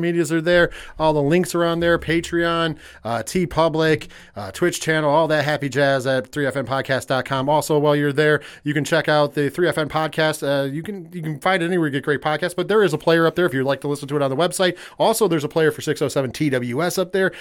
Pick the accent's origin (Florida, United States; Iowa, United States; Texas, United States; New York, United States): New York, United States; as a New Yorker